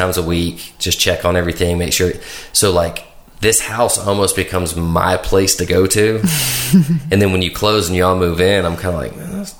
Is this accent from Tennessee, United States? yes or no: yes; Brentwood, Tennessee, United States; now in Nolensville, United States; I grew up in Brentwood